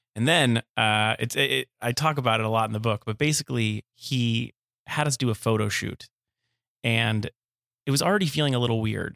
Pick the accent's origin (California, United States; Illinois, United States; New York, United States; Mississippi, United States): California, United States; Los Angeles; I grew up in Woodland Hills, California